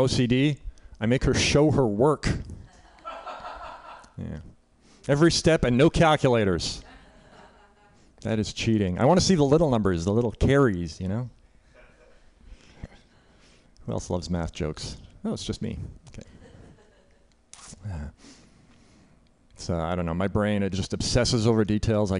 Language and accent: English; Canada; now in United States; So I'm Canadian. I grew up in Canada